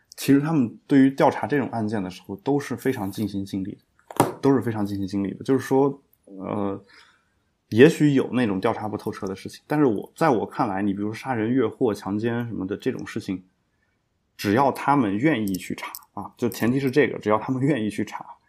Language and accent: Chinese; China; 我们中国人